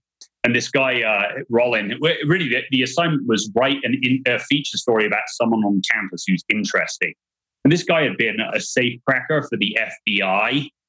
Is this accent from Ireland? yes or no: no; England, United Kingdom; now in United States; my friend Luke was up in New York at the time, and I grew up with him in England